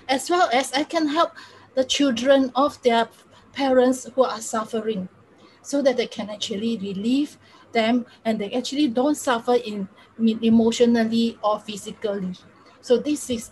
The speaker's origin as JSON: {"language": "English", "country": "Singapore", "said": "I'm from Singapore."}